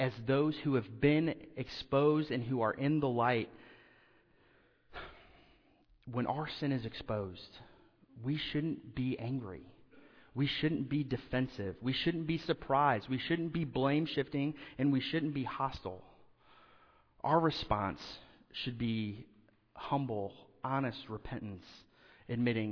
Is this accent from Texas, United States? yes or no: no; Indiana, United States; moved away; where I grew up in Indiana, homes have basements